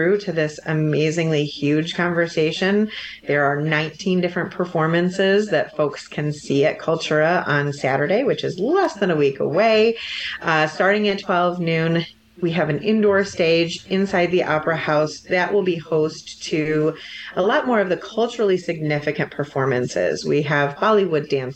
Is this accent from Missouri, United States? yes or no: no; Livingston County, Michigan, United States; I have a very specific experience growing up in Livingston County